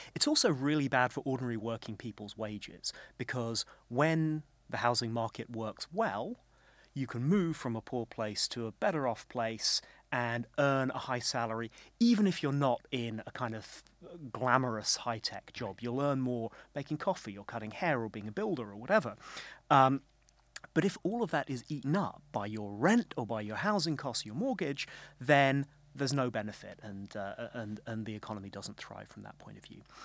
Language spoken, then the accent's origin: English; United Kingdom; as a Brit